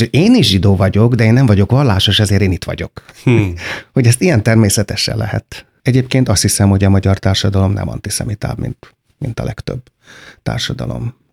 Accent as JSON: {"language": "Hungarian", "country": "Hungary", "said": "Hát én, nagyon-nagyon-nagyon öntudatos magyar vagyok, de én büszke arra vagyok, amit én csináltam, és nem arra, amit születtem aminek születtem."}